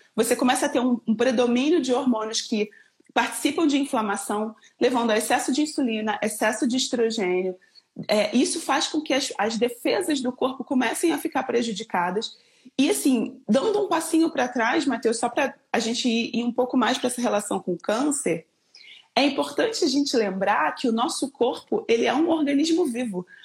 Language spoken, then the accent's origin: Portuguese; Rio de Janeiro, Brazil; accent: carioca; moved away as an adult; now in Campinas, Brazil; sou carioca, moro em Campinas, então o sotaque não nega